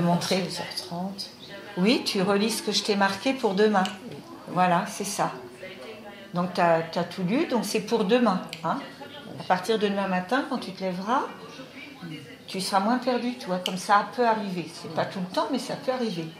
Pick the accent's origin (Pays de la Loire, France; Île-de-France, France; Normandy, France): Pays de la Loire, France; Vendée; j'arrive de la Vendée parce que je suis vendéenne. Donc je viens de la Vendée